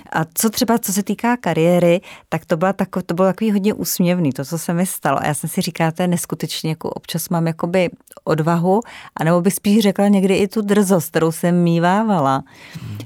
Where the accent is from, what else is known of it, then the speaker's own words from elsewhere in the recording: Ore Mountains, Czechia; moved away as an adult; also born or lived in Frankfurt; já jsem ještě z Krušných hor a já jsem vyrůstala tak napůl trošku v lese